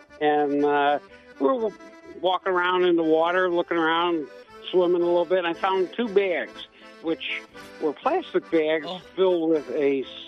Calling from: Wheaton, Illinois, United States; Good morning. This is …. I'm from Wheaton.

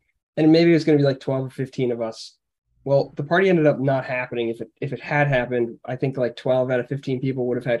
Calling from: Philadelphia, Pennsylvania, United States; I'm coming from Philadelphia.

